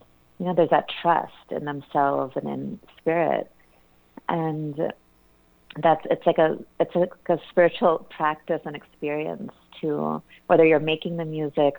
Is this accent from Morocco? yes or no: no; India; And growing up in India, or within an Indian family and surrounded by Indian music